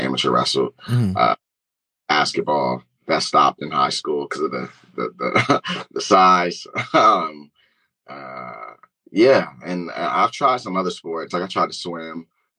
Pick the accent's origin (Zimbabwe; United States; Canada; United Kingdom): United States; New Jersey; also born or lived in Philadelphia, United States; I grew up, you know, around the area in New Jersey and Philly